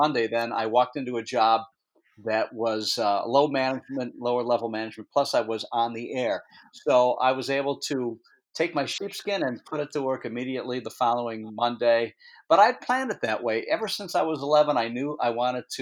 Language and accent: English; Detroit, Michigan, United States; moved away as an adult; now in New Hampshire, United States; I'm from Detroit